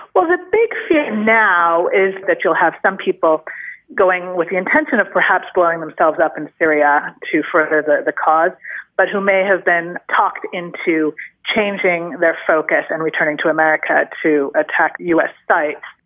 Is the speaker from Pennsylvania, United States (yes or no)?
no; California, United States; moved away; an American straight from my hometown in California